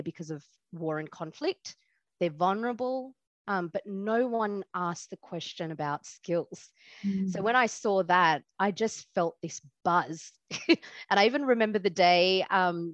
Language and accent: English; Australia; I was born in Australia.